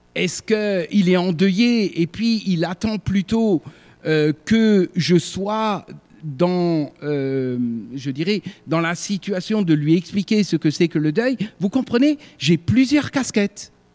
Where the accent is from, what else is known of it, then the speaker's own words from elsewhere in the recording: Sarreguemines, Grand Est, France; moved away as an adult; also born or lived in Alsace / Ardennes; je suis originaire de Sarreguemines, né à Sarreguemines